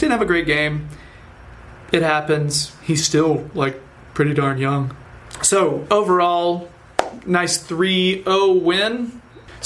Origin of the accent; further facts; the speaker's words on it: United States; I'm still American.